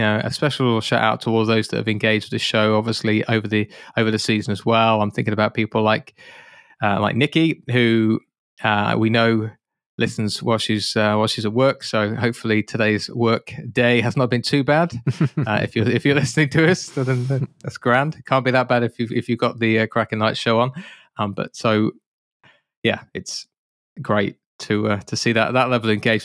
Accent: United Kingdom; being a Brit

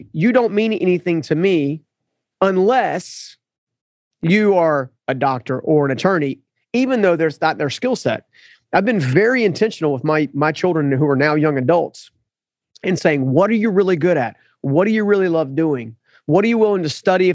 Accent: United States; as an American culture

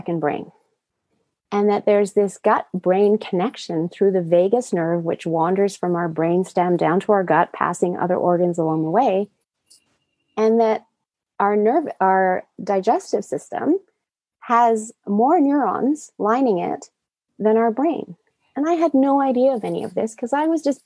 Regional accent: Japan; moved away; I was raised in Japan in the 70s in a highly toxic environment.

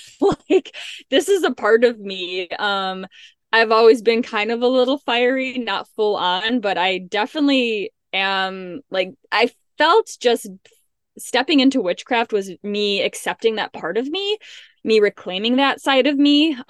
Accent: Illinois, United States; I grew up in the Midwest in a suburb of Chicago

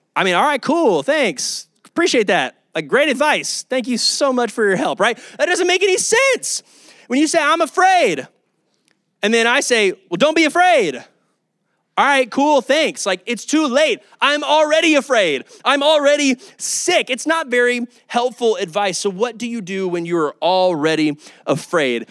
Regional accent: Kyle, Texas, United States; also born or lived in Oklahoma; I'm from Kyle, Texas. I'm from this area, Austin area.

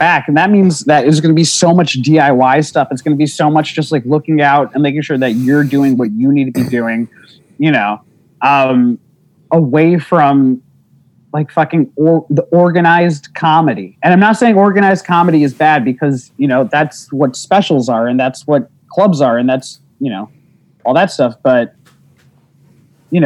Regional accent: New Jersey, United States; moved away as an adult; also born or lived in Bronx, New York / Queens, New York; now in New York, United States; I was born in the Bronx. Then I was in Queens, and then they moved to Jersey, and then I was in Jersey from the time I was like 2 until college

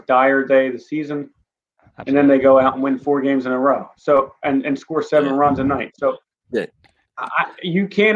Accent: Philadelphia, Pennsylvania, United States; I'm from Northeast Philadelphia

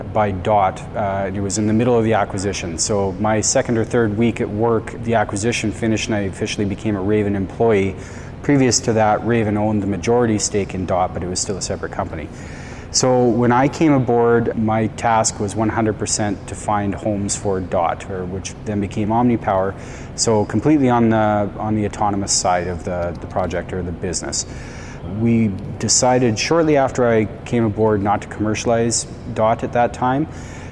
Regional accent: Langbank, Saskatchewan, Canada; moved home for some personal family reasons, and I'm from Langbank, Saskatchewan.

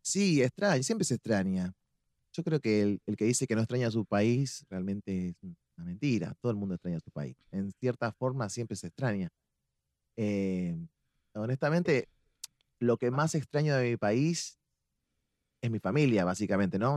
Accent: La Plata, Buenos Aires Province, Argentina; moved away as an adult; now in Puerto Rico; Yo soy nacido en Buenos Aires, en una ciudad que se llama La Plata

